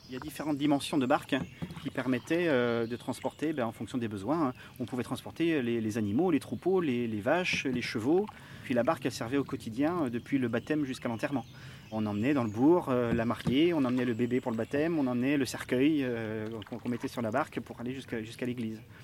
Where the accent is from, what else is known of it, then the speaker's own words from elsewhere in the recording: France; je suis né dans le Marais. Je suis originaire du Marais, toute ma famille est là depuis